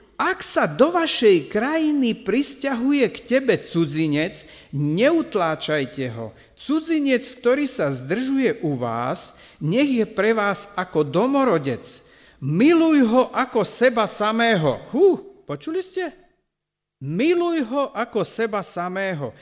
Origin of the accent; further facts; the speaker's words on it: Slovakia; tej farmy, ktorú tam my sme zo Slovenska postavili